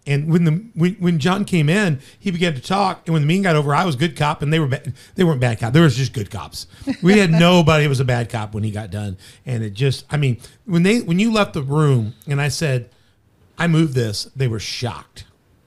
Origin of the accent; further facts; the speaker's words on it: Chicago, Illinois, United States; I'm born from Chicago